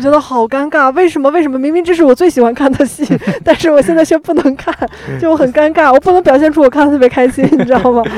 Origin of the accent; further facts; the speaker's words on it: Xi'an, Shaanxi, China; moved away; 我的老家是个旅游城市